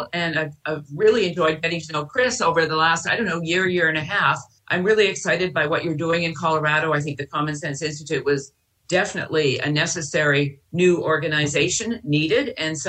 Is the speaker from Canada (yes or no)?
yes; Vancouver, British Columbia, Canada; moved away as an adult; now in San Francisco, United States; I'm Canadian. I grew up in Vancouver.